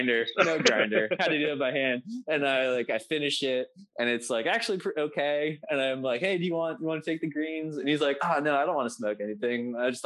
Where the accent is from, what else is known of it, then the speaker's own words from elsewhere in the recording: Virginia, United States; also born or lived in Humboldt County, California; now in California, United States; I'm from Virginia originally.